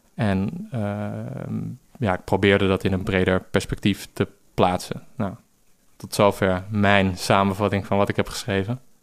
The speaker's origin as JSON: {"language": "Dutch", "town": "Amsterdam", "region": "North Holland", "country": "Netherlands", "tie": "born or raised there", "said": "ik groeide op in Amsterdam Zuid."}